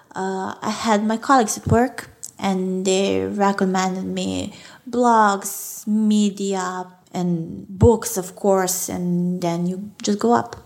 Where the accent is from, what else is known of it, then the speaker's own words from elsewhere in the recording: Belgrade, Serbia; English is a second language; I'm from, from Belgrade